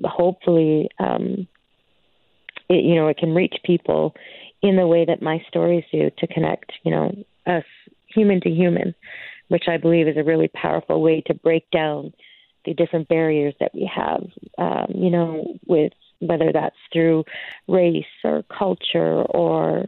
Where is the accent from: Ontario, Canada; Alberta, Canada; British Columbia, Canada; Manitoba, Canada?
Alberta, Canada; Stony Plain; I'm from Stony Plain